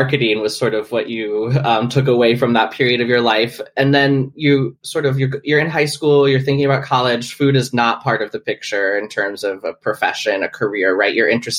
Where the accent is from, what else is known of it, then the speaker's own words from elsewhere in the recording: Iowa, United States; I'm from Iowa, the Midwest. Iowa.